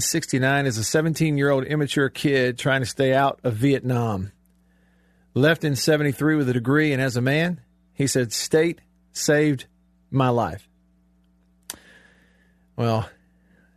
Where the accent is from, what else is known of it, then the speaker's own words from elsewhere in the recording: Alabama, United States; I grew up in Alabama